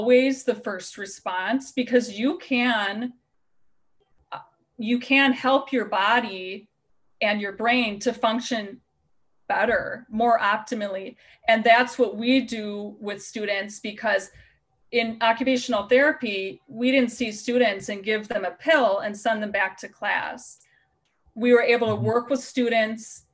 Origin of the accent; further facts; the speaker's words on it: Wisconsin, United States; accent: Wisconsin; moved away as an adult; also born or lived in Colorado; Since living back in Wisconsin, since I lived in Colorado for 12 years, mm-hmm. my Wisconsin accent has just gotten worse and worse and worse